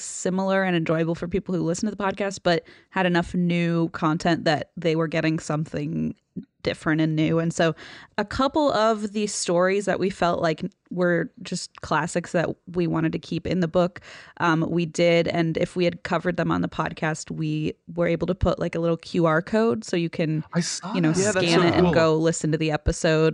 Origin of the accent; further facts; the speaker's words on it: Cincinnati, Ohio, United States; moved away; my hometown and where I moved back to, Cincinnati